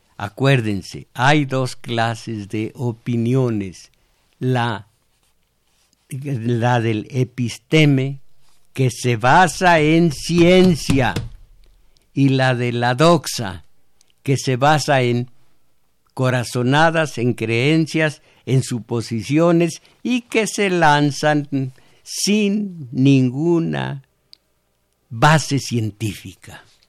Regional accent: Mexico; somos mexicanos

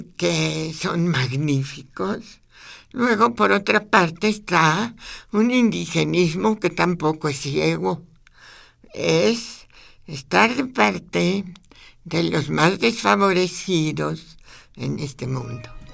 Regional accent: Zacatecas, Mexico; moved away; mi abuela, mis tías, la vida en Zacatecas

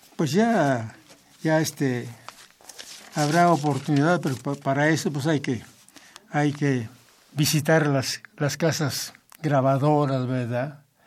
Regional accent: Tezicapán, State of Mexico, Mexico; soy de un pueblo muy pequeño, pero eh, mi tierra, muy hermosa para mí, es mi pueblo, ¿verdad? Se llama Tezicapán.

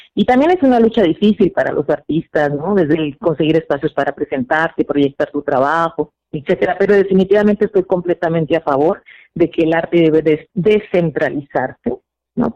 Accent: Sinaloa, Mexico; now in Nicaragua; yo soy de, originaria de Sinaloa

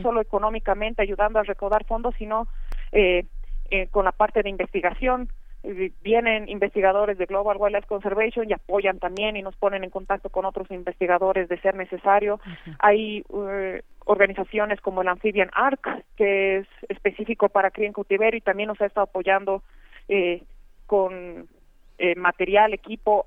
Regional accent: Bolivia; toda la diversidad que tenemos, ¿no? Bolivia es un país diverso

